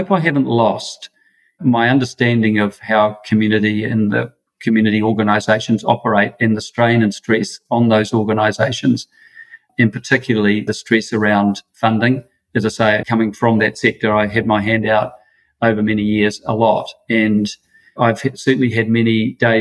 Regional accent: Wellington, New Zealand; I grew up in Wellington, Irish Catholic family

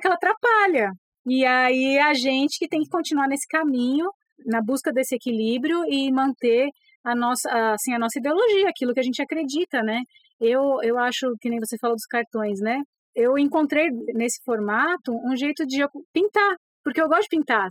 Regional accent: São Paulo, Brazil; eu sou paulistana, a gente cresce assim

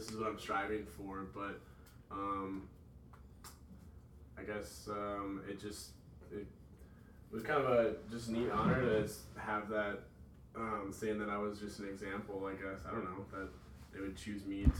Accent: Burnsville, Minnesota, United States; I grew up in Burnsville, Minnesota.

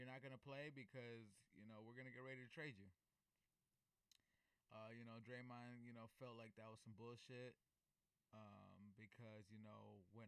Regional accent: Cleveland, Ohio, United States; we're from Cleveland

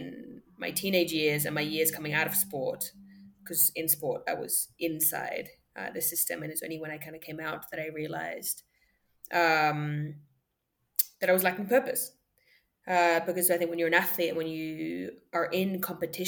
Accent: Perth, Western Australia, Australia; also born or lived in Paris, France; I grew up in Perth, Australia, amongst other places. My dad is French. My mom is Moroccan. I was born in Paris.

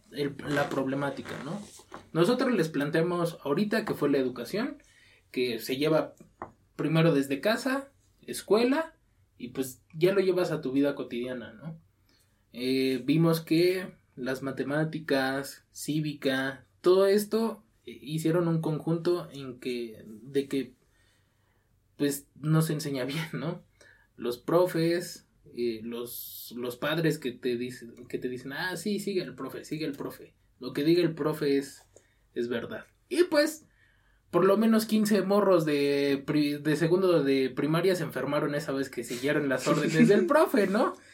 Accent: Mexico

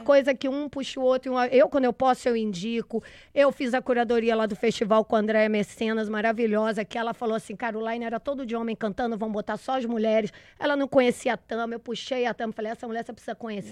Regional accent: Minas Gerais, Brazil; moved away; eu saí de Minas tentando fazer jornalismo

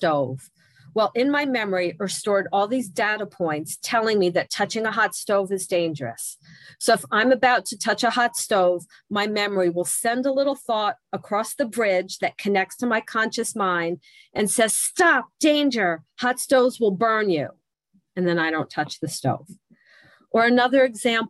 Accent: New Jersey, United States; I'm from New Jersey

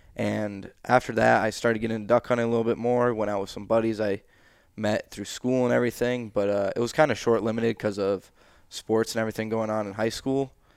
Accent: central New York, United States; forty-five minutes in the area of Coble Skill is where I grew up, the central New York

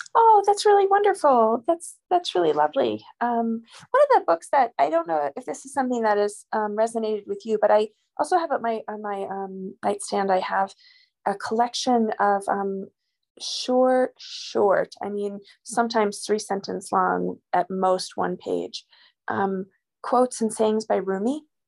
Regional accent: New York, United States; moved away as an adult; also born or lived in New Mexico; now in Albuquerque, United States; I'm originally from New York, but I've been a New Mexican since, for sixteen years

